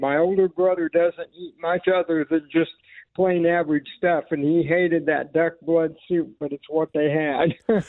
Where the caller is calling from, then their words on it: Myrtle Beach, South Carolina, United States; also born or lived in Kansas City; I'm calling from Myrtle Beach, South Carolina. Moved here from Kansas City.